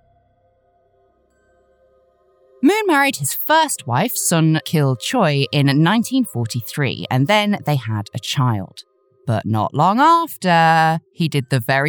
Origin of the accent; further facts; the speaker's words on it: United Kingdom; we are British.